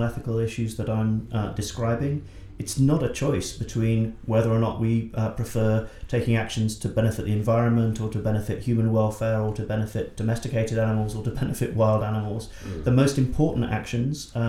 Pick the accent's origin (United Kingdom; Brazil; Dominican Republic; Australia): United Kingdom; England; arrive as a English man in Brisbane